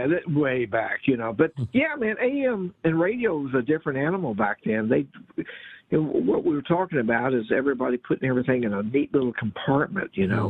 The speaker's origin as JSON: {"language": "English", "town": "Louisville", "region": "Kentucky", "country": "United States", "tie": "born or raised there", "also_born_or_lived": "Metcalfe County, Kentucky", "said": "Growing up in Louisville, Kentucky, on AM radio, WKLO and WAKY"}